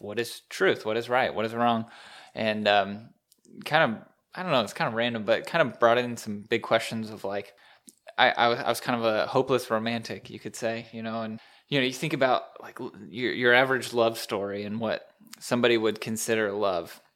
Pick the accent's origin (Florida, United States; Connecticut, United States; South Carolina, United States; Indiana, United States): Indiana, United States; Indianapolis; moved away; I'm from Indy area